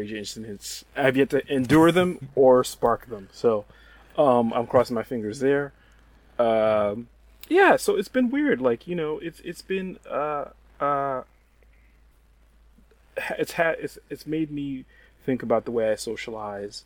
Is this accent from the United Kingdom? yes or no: no; New York, United States; moved away as an adult; now in Texas, United States; I'm a born and bred New Yorker